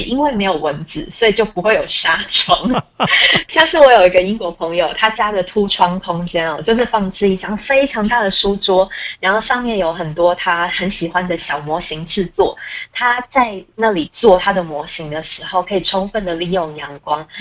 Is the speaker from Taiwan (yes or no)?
yes; Taiwan; 身为台湾人，我实在是非常羡慕